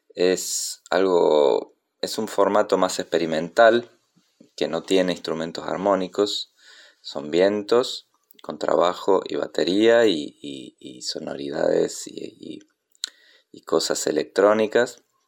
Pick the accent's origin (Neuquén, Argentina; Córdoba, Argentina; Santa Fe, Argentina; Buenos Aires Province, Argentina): Córdoba, Argentina; also born or lived in Río Negro; now in Buenos Aires, Argentina; nací en Córdoba, pero vivo en Buenos Aires desde 1994, también viví en Río Negro antes